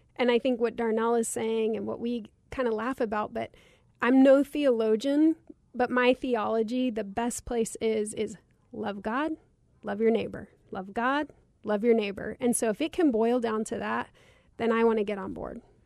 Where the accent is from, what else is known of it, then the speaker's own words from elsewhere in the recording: Cottonwood, Arizona, United States; growing up in Cottonwood poor